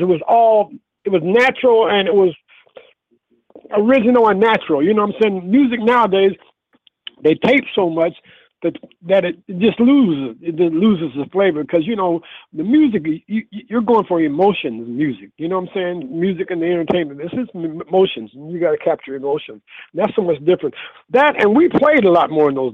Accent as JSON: {"language": "English", "region": "Illinois", "country": "United States", "also_born_or_lived": "Los Angeles", "moved": "as an adult", "said": "I'm originally from Illinois. I'm back in Illinois right now."}